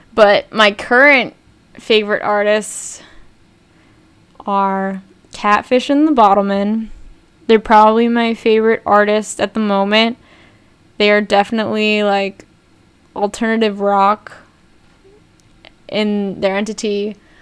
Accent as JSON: {"language": "English", "region": "New Jersey", "country": "United States", "tie": "born or raised there", "said": "growing up in New Jersey, where I live."}